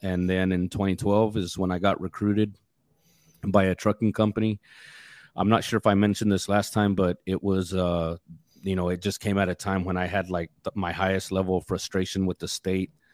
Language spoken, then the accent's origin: English; West Texas, United States; I grew up out in West Texas